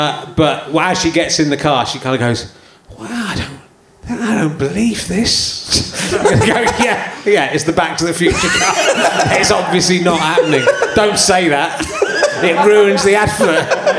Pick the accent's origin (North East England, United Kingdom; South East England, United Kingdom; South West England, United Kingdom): South West England, United Kingdom; Cheddar; also born or lived in Yorkshire; I grew up in Somerset